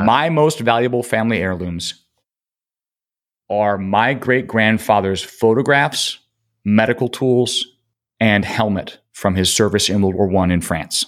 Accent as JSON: {"language": "English", "town": "Rochester", "region": "New York", "country": "United States", "tie": "born or raised there", "said": "We grew up in Rochester. My family were Kodak people."}